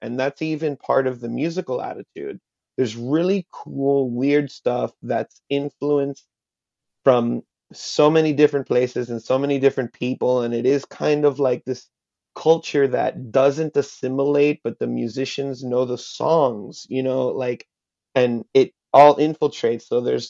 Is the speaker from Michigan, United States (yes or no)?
no; Hialeah, Florida, United States; first language Spanish; English is a second language; I am Cuban. My parents are Cuban exiles. They met in Hialeah, and I was born and raised there. I was raised in Spanish.